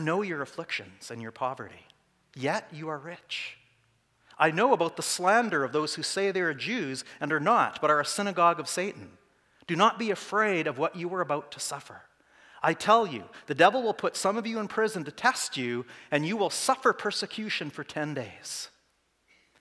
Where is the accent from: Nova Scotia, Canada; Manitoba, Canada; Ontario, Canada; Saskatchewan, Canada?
Saskatchewan, Canada; Saskatoon; I'm from Saskatoon